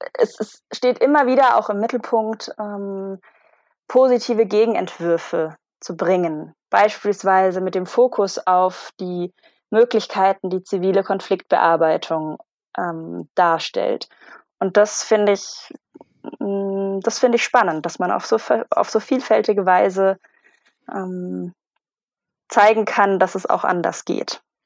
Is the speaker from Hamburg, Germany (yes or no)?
no; Konstanz, Baden-Württemberg, Germany; moved away as an adult; also born or lived in Palermo, Sicily; ich bin aufgewachsen in Konstanz am Bodensee